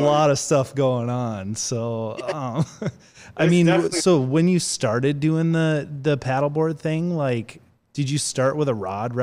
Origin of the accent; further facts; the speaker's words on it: North Dakota, United States; I'm from North Dakota, so I'm very, very familiar with the wind.